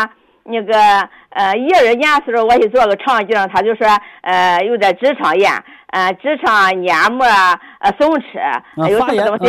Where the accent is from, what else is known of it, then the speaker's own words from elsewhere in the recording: Yantai, Shandong, China; 我是烟台的。